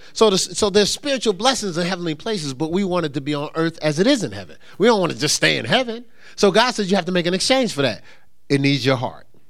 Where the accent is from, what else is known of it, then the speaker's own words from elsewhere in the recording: Newark, New Jersey, United States; I'm from Newark